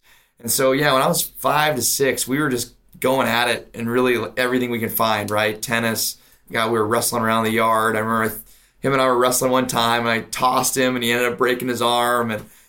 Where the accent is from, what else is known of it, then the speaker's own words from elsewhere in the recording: Spokane, Washington, United States; I was born and raised in Spokane, Washington.